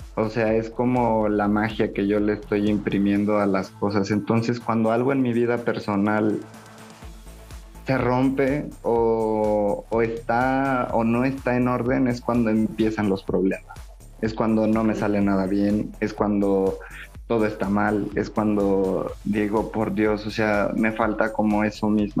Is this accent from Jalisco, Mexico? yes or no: no; Guanajuato, Mexico; moved away as an adult; also born or lived in Puebla; regresar a Guanajuato, regresar a casa, a lo mejor si bien no a casa de mi mamá, pero tener un espacio más cerca de los míos